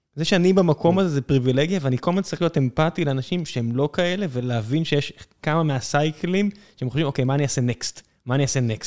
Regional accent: Beersheba, Southern District, Israel; אני גדלתי באר שבע

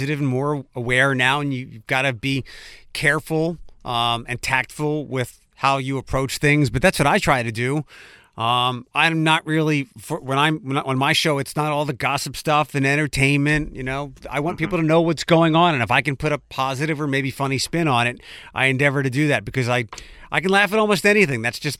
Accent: Philadelphia, Pennsylvania, United States; moved away; also born or lived in Detroit; I grew up in Philadelphia

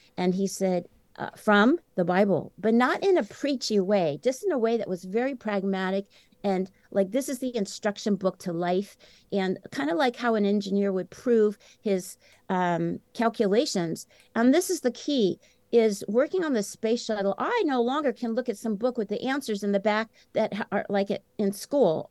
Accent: Champaign-Urbana, Illinois, United States; settled in uh, the academia town of Champaign-Urbana, Illinois, which is where the University of Illinois is located. That's where my two sisters and I were born and raised.

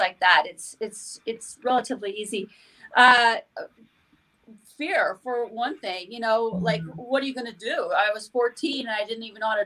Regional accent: Montana, United States; I grew up in Montana, a small town in Montana, where I lived on a farm

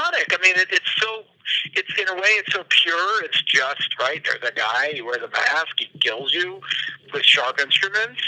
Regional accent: Los Angeles, California, United States; I grew up in Los Angeles

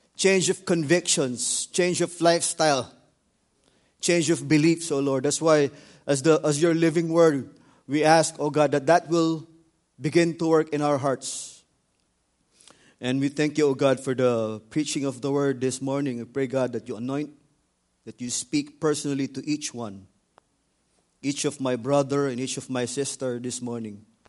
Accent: Philippines; the Philippines because I'm from there

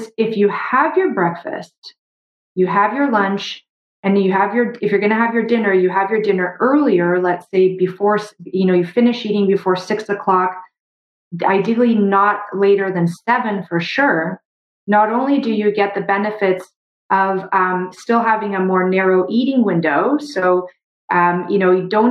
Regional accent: Brazil; now in Canada; I grew up in Brazil

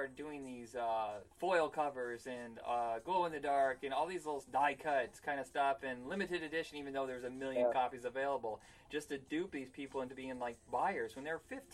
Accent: Indiana, United States; growing up in Indiana

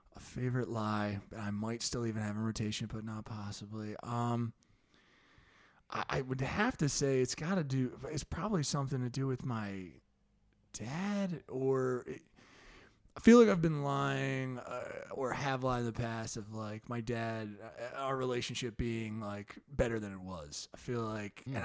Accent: New Jersey, United States; moved away as an adult; also born or lived in Philadelphia; I went to school in Philly, but I'm from Jersey

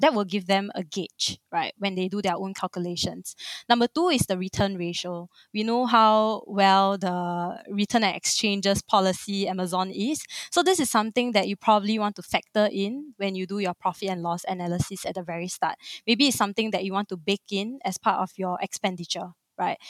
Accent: Singapore; born and raised in Singapore, like a true blue Singaporean

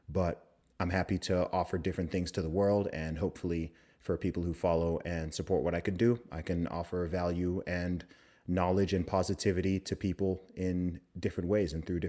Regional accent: Saudi Arabia; also born or lived in United Kingdom; but I was born in the UK. I'm British. I grew up in the Middle East in Saudi Arabia. I lived there for 20 years.

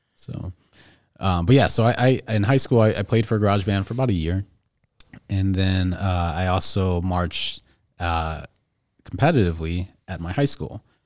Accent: Skokie, Illinois, United States; also born or lived in Evanston; from here, from Chicagoland. I actually grew up in Skokie.

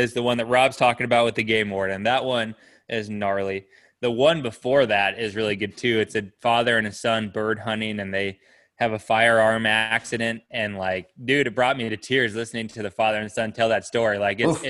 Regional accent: Pinedale, Wyoming, United States; when I was growing up in Pinedale

